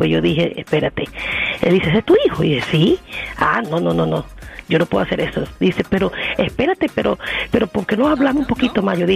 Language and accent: Spanish; Cuba; mira, yo te digo la verdad, yo soy cubana.